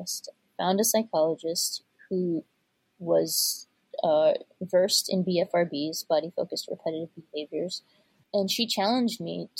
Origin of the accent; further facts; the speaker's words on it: United States; I was raised as an Indian first generation American